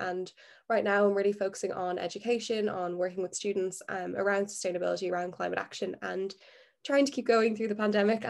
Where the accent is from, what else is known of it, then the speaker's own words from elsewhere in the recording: Ireland; I'm 17, I'm from Ireland.